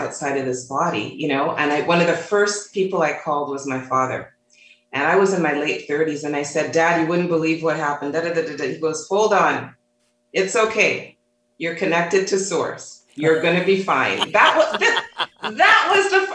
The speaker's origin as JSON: {"language": "English", "town": "Toronto", "region": "Ontario", "country": "Canada", "tie": "born or raised there", "said": "growing up in Toronto, Canada"}